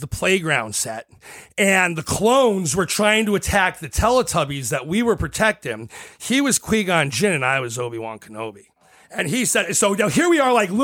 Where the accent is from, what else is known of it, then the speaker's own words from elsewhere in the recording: Connecticut, United States; I grew up in Connecticut with my dad